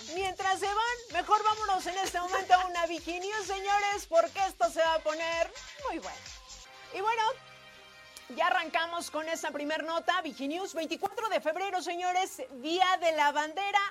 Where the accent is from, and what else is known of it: Mexico